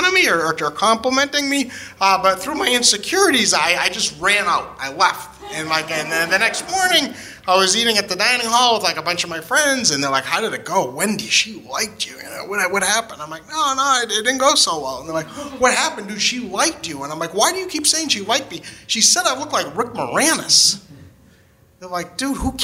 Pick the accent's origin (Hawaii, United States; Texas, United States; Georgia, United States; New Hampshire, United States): New Hampshire, United States; I grew up in New Hampshire, and like the first like 16 years of my life were pretty normal